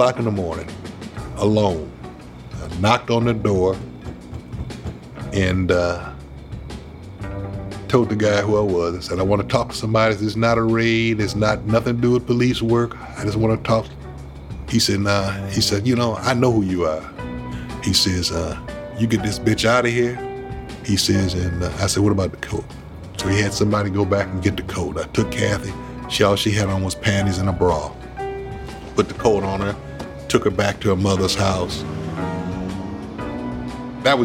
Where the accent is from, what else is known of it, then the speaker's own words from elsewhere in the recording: Detroit, Michigan, United States; I knew a lot of people in Detroit. Most of them I knew growing up on the East Side.